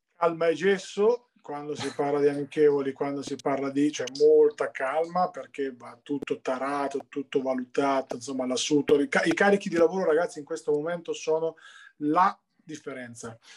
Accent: Ancona, Marche, Italy; da anconetano come me

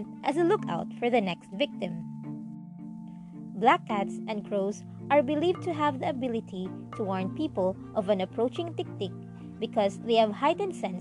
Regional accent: Bicol Region, Philippines; From my hometown in Bicol

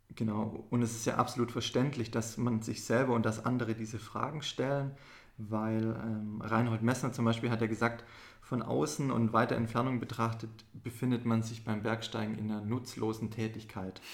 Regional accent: Esslingen, Baden-Württemberg, Germany; wir sind ja hier in Esslingen aufgewachsen

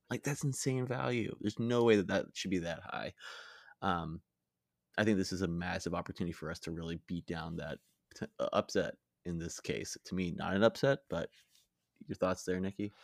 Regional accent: United States; I'm American

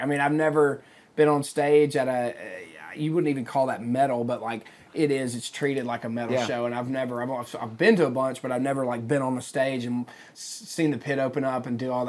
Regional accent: Philadelphia, Mississippi, United States; moved away as an adult; now in Nashville, United States; being from Philadelphia

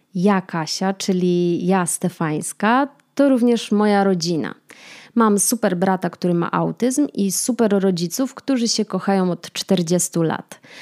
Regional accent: Kraków, Lesser Poland, Poland; moved away as an adult; also born or lived in Łódź; now in Warsaw, Poland; Mieszkam w Warszawie, pochodzę z Krakowa, a studiowałam w Łodzi

